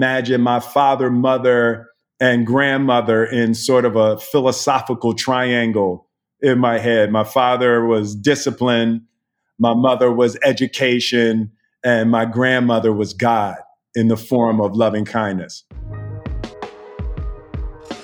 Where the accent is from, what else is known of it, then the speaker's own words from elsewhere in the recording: Philadelphia, Pennsylvania, United States; I was born and raised in West Philadelphia